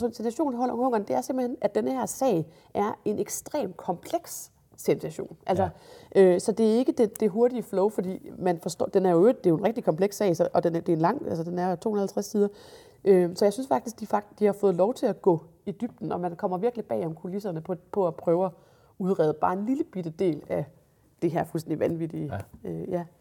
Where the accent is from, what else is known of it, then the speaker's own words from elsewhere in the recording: Jutland, Denmark; jeg er jo jyde